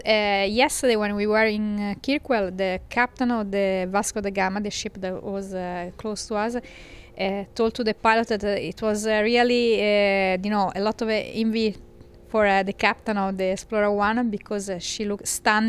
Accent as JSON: {"language": "English", "town": "Livorno", "region": "Tuscany", "country": "Italy", "said": "I'm from Tuscany, Italy, from the commercial port of Livorno"}